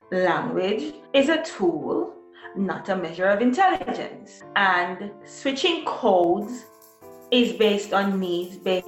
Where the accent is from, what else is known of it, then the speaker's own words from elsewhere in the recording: Jamaica; moved away as an adult; also born or lived in North Carolina, United States / Västernorrland, Sweden; now in Sweden; I was born and raised in Jamaica. I received most of my education in Jamaica.